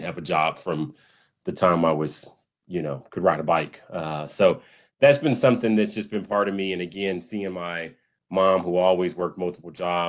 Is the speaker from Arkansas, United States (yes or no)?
yes; Little Rock, Arkansas, United States; I grew up in Little Rock, Arkansas